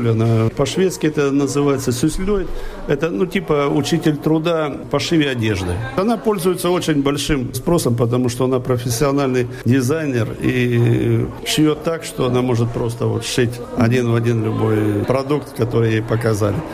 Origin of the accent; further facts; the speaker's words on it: Russia; now in Sweden; Ну, они знают, конечно, что у меня акцент, сразу спрашивают, откуда. Я говорю, откуда, не стесняюсь, что я русский.